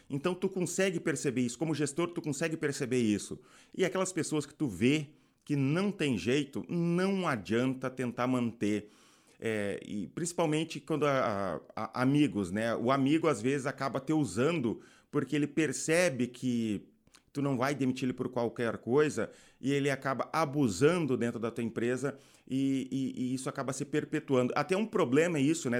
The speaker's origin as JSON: {"language": "Portuguese", "region": "Rio Grande do Sul", "country": "Brazil", "said": "Eu sou do Rio Grande do Sul"}